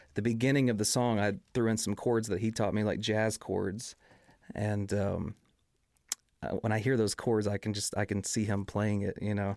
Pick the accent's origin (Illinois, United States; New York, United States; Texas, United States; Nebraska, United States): Texas, United States; Kilgore; as well as in East Texas, where I'm from. I'm from Kilgore, East Texas